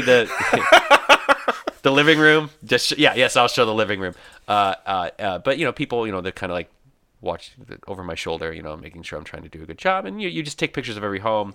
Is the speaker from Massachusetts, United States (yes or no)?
no; Michigan, United States; moved away as an adult; I was born here in Michigan. I was raised here